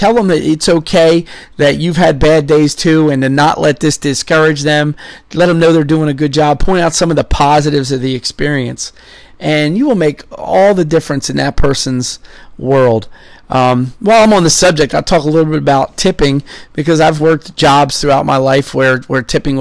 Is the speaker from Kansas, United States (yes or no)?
no; Philadelphia, Pennsylvania, United States; also born or lived in Somerset, Pennsylvania; I grew up in Philadelphia